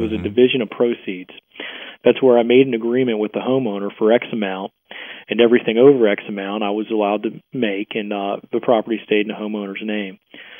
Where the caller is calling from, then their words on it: Hagerstown, Maryland, United States; I'm calling from Hagerstown, Maryland.